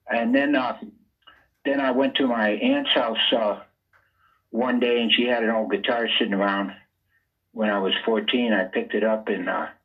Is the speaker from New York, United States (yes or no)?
no; Rhode Island, United States; Well, Rhode Island is it's the you know it's the smallest state, and it's called the Ocean State too because uh, it's only 50 miles across